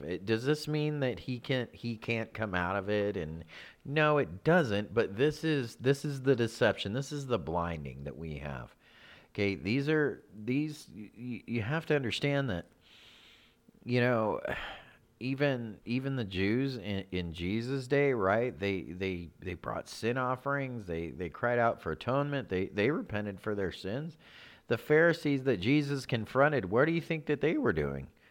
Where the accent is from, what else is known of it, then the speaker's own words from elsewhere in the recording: California, United States; we grew up in California. We grew up about forty-five minutes, maybe a little over, from Greg Laurie's church.